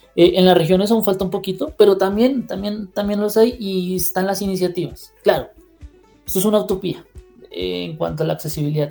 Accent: Bogotá, Colombia; yo soy nacido en Bogotá, como llamaríamos acá en Colombia

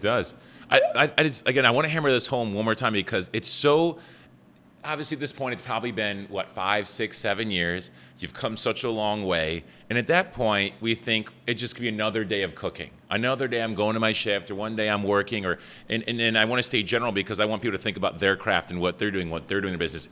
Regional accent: Buffalo, New York, United States; I'm from Buffalo and I spoke English well

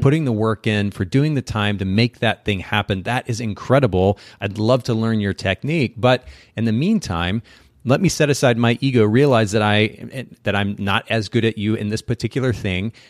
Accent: Japan; moved away; I grew up in Japan

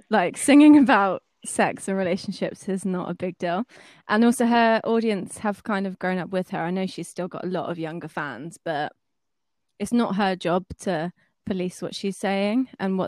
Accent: Brighton, South East England, United Kingdom; I'm 24, I'm from Brighton

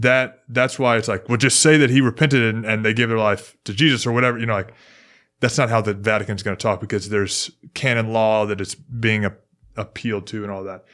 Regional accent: Memphis, Tennessee, United States; now in Houston, United States; I'm from Memphis. We speak different English

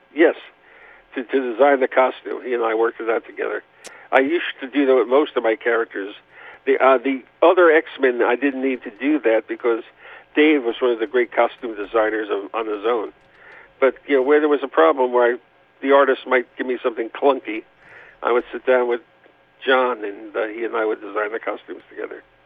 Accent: New York City, New York, United States; moved away as an adult; now in Los Angeles, United States; I was born in New York

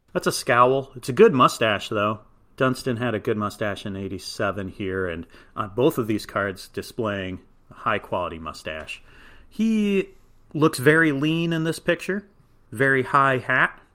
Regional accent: Chicago, Illinois, United States; I, as a Chicagoan

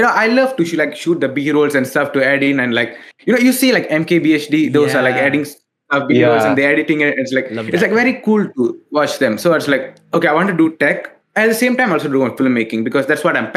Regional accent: Malaysia; I'm from Malaysia

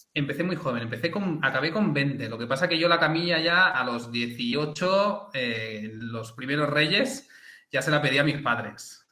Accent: Llobregat, Catalonia, Spain; soy del Llobregat y, usamos jerga más directa

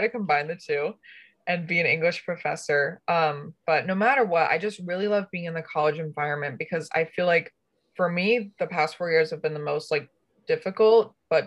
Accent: Connecticut, United States; I'm from Connecticut.

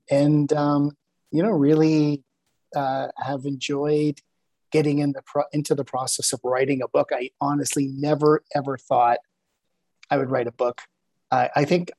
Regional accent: Montreal, Quebec, Canada; also born or lived in Toronto / Santa Cruz, California / Phoenix; now in Calgary, Canada; I'm originally from Montreal, then moved to Toronto

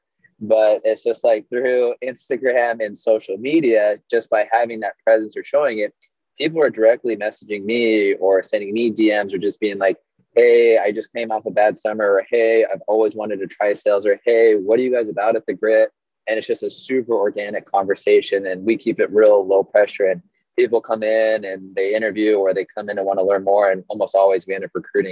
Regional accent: Southern California, United States; moved away as an adult; also born or lived in Provo, Utah / Salt Lake City, Utah / Singapore / Malaysia; born and raised in Southern California

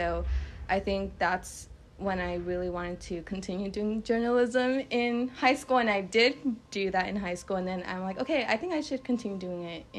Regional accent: Los Angeles, California, United States; I'm from North Hollywood, California

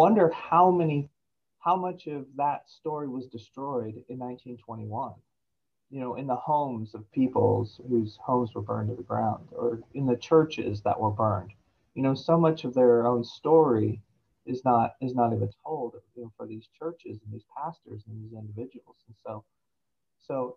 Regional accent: Tulsa, Oklahoma, United States; I grew up in the Tulsa, you know, in the 80s

